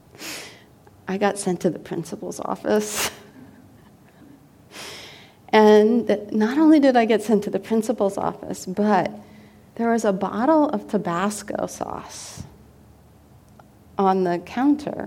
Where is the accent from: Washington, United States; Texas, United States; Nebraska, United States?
Washington, United States; Seattle; moved away; I'm from Seattle, Washington, initially, and pretty much all of my family that I'm close to is in that area